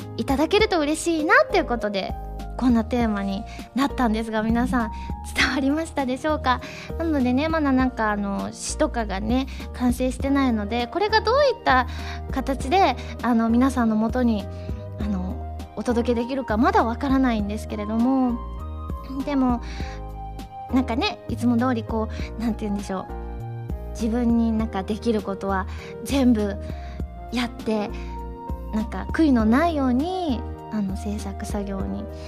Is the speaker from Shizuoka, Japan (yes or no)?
no; Osaka, Japan; 東京と地元の大阪2か所